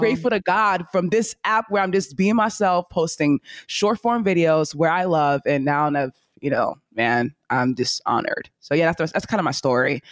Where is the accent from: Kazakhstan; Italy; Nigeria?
Nigeria; accent: Nigerian; I say things in my Nigerian accent